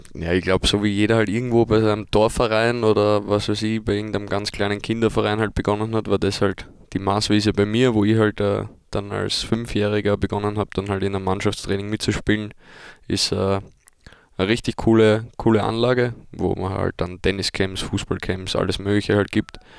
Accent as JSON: {"language": "German", "region": "Vienna", "country": "Austria", "tie": "born or raised there", "moved": "yes", "lives_now": "Germany", "said": "ich komme aus Wien"}